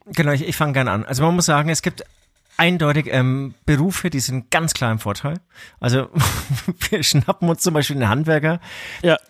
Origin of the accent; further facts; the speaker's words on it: Franconia, Bavaria, Germany; bei uns in Franken